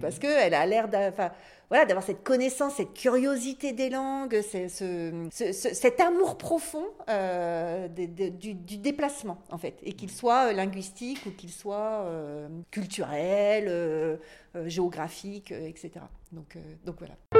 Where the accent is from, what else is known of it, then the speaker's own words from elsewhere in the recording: north of France, France; je viens du Nord, dans le Nord de la France